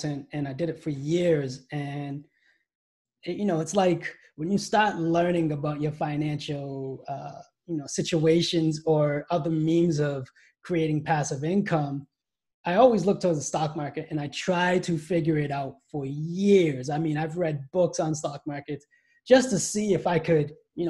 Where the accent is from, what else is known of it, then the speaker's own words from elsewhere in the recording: Brockton, Massachusetts, United States; I was born and raised here